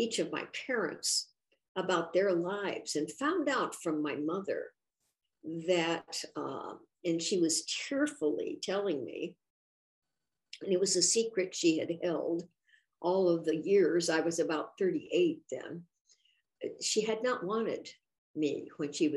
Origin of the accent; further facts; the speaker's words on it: Lafayette, Indiana, United States; I grew up in Indiana, Lafayette, and I was born in 1939